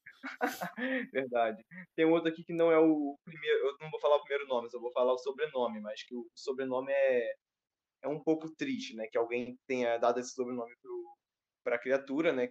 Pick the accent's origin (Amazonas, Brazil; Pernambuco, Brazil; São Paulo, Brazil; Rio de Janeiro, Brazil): Rio de Janeiro, Brazil; sou daqui do Rio de Janeiro